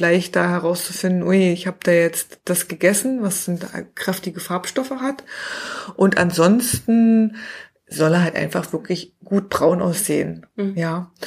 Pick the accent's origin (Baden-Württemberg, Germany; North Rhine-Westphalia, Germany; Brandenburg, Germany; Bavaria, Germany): Brandenburg, Germany; near Cottbus; moved away; Also ich bin tatsächlich in der Nähe von Cottbus geboren, also ein Urgesteiner, also ein Brandenburger Urgestein